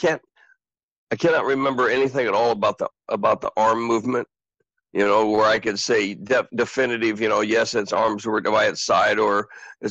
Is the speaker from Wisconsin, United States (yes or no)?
no; Southern Oregon, United States; also born or lived in Portland, Oregon; I was born in Portland, Oregon, and raised in Southern Oregon